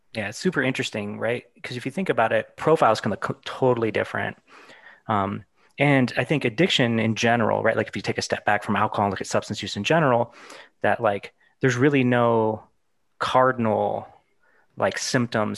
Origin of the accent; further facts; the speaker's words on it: Arizona, United States; I'm from Arizona too